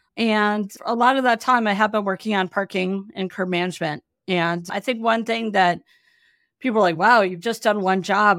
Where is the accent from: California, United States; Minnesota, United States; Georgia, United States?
Minnesota, United States; Minneapolis; moved away as an adult; now in Seattle, United States; I grew up in the Midwest